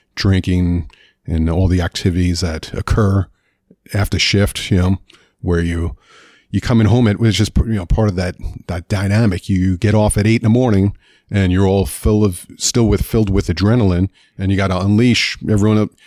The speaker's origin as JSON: {"language": "English", "town": "New York City", "region": "New York", "country": "United States", "tie": "born or raised there", "moved": "yes", "said": "Grew up in Queens, New York"}